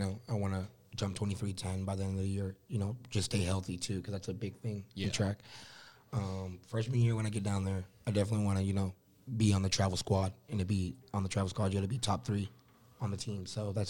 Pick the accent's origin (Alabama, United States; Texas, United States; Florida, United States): Texas, United States; Austin; now in Indiana, United States; I'm originally from Austin, so Texas State's in San Marcos, 30 minutes away from where I live. So, like, grew up, and we still have houses down there and stuff.